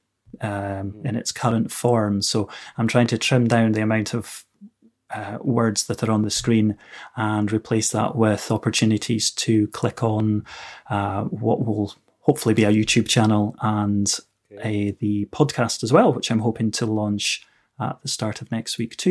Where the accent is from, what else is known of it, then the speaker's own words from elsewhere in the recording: Inverness, Scotland, United Kingdom; I'm from Inverness in Scotland